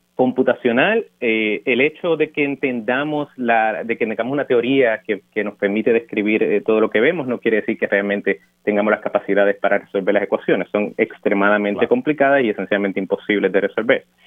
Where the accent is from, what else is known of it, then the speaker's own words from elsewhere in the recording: Dorado, Puerto Rico; moved away as an adult; also born or lived in Urbana-Champaign, Illinois; yo nací y me crié en Dorado